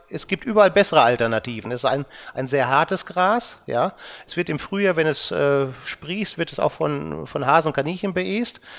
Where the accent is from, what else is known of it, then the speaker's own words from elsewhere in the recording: North Rhine-Westphalia, Germany; Also ich sag mal, ich bin im Sauerland aufgewachsen, ich kenne da die Mittelgebirgsreviere